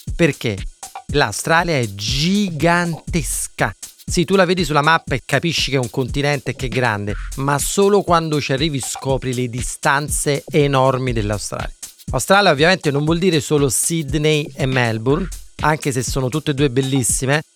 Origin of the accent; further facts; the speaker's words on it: Naples, Campania, Italy; also born or lived in Vermont, United States; da napoletano